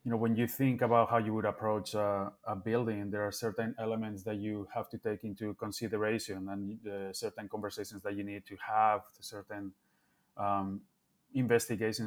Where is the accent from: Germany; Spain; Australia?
Spain; Bilbao, Basque Country; moved away as an adult; also born or lived in Barcelona, Spain; now in Chicago, United States; I grew up in Bilbao, but I studied architecture in Barcelona, as Bilbao didn't have an architecture school. So I moved there when I was 18